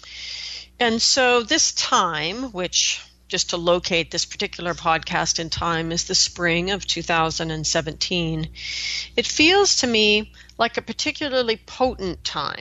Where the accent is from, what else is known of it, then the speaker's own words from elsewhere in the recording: Pacific Northwest, United States; I come from the Pacific Northwest, where we've got a lot of rivers